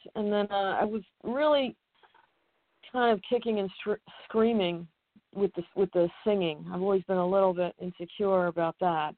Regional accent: Collingswood, New Jersey, United States; also born or lived in Spain / Philadelphia; from about six, uh, I grew up in Jersey in Collingswood

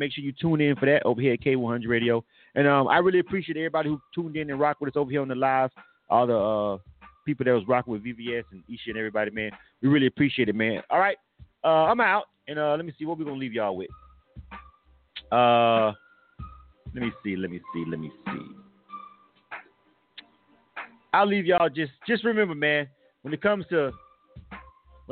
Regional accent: Florida, United States; I am from Florida.

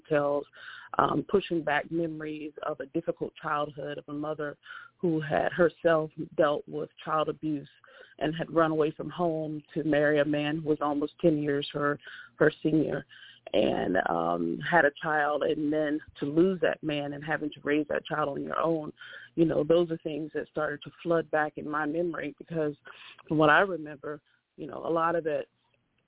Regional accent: East Point, Georgia, United States; moved away as an adult; I was born and raised in East Point, Georgia, which is out south of the downtown area, close to the airport

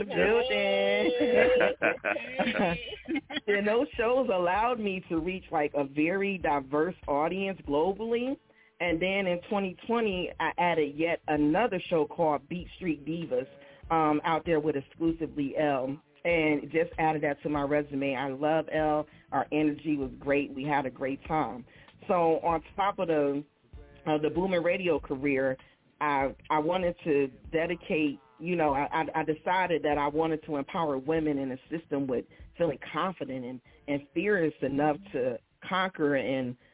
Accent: Pontiac, Michigan, United States; moved away; also born or lived in New Jersey; I'm originally born in Pontiac, Michigan. I'm from Pontiac.

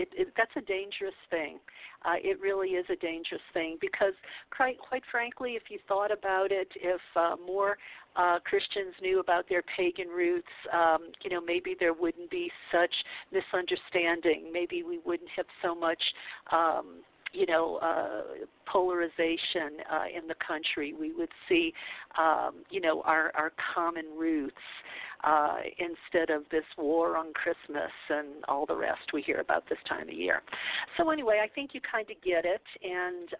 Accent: New Orleans, Louisiana, United States; I come from New Orleans, the Bible Belt.

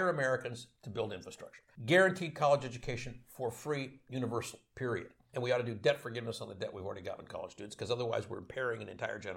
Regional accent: Canada; now in United States; I want to speak as a Canadian.

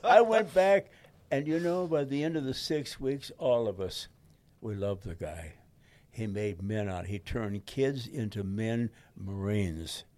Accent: Detroit, Michigan, United States; in front of the house in Detroit. That's my hometown

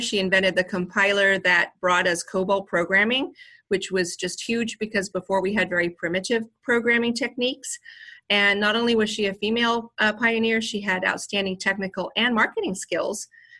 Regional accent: Scotland, United Kingdom; Because I'm from Scotland and I always practice the Southern voice

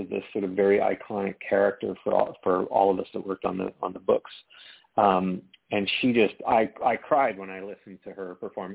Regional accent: Canada; my home country of Canada

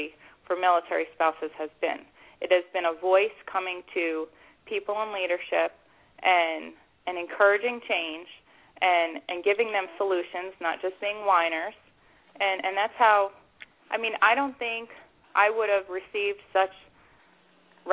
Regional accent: Bon Jovi's hometown, New Jersey, United States; he's from my hometown

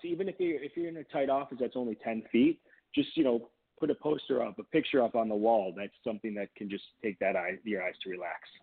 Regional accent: near Detroit, Michigan, United States; moved away as an adult; also born or lived in Boston, Massachusetts; now in California, United States; Now, granted, we live in California. I grew up in Michigan

